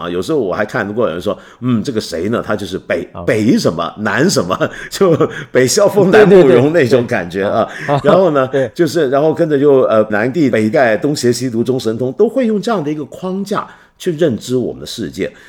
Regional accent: Taiwan; 我报告一下我小时候在台湾的经验。我在台湾那会儿啊，读金庸呢是个很刺激的事儿。

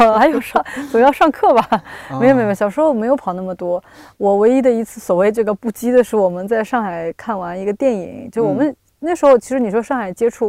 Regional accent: Shanghai, China; moved away; also born or lived in Hong Kong; 我作为一个上海人，

